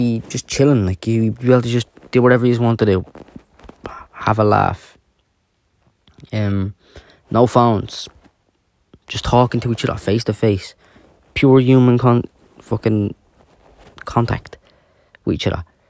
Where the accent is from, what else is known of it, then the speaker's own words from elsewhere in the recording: Dublin, Leinster, Ireland; I am from Dublin